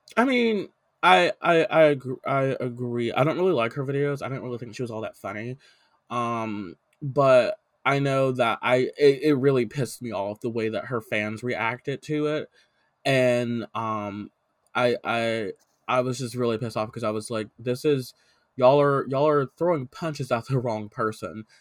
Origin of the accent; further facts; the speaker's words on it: the South, United States; I grew up in the South